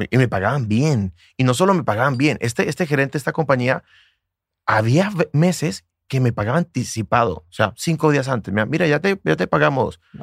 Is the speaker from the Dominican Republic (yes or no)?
no; Bucaramanga, Santander, Colombia; mi ciudad, Bucaramanga